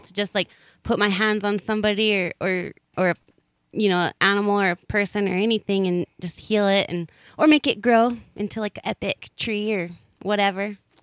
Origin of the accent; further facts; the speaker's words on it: Colorado, United States; I grew up in Colorado